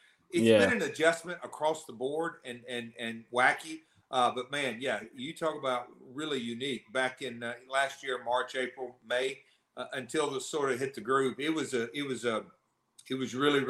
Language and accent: English; the South, United States; accent: Southern; I'm the hillbilly, southern boy, whatever you want to call it. Can't get rid of my accent.